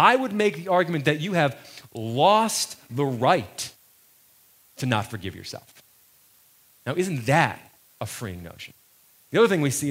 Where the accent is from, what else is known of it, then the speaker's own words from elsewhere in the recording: United States; I was born in America. And because I was born in America, that makes me an American